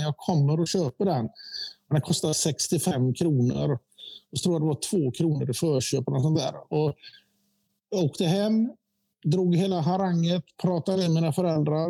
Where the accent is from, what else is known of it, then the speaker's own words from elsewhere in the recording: Gothenburg, Västra Götaland, Sweden; also born or lived in Eriksbo; vi flyttade till Gårdsten från Eriksbo fyra